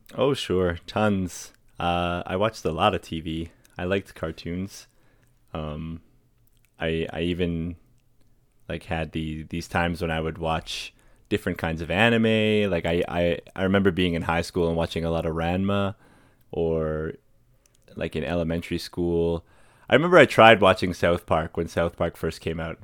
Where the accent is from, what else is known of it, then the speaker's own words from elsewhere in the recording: Fort McMurray, Alberta, Canada; I grew up in Fort McMurray